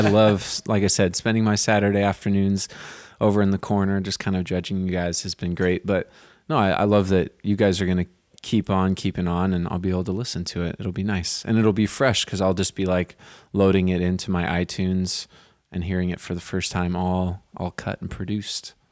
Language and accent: English; Santa Cruz, California, United States; moved away as an adult; now in New York, United States; I grew up in Santa Cruz